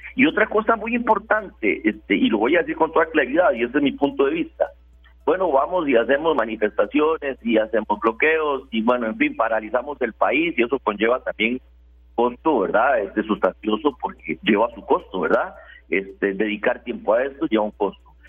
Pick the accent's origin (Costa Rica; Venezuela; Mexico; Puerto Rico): Costa Rica; la posición de nosotros como ciudadanos costarricenses